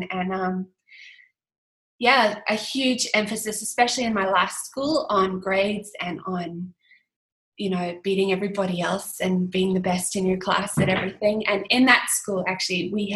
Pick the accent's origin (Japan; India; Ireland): Ireland; Dublin, Leinster; moved away as an adult; also born or lived in South Africa / United Kingdom; now in Bilpin, Australia; I am originally from South Africa, but we left when I was a kid, and I grew up in Ireland and the UK, but mainly in Dublin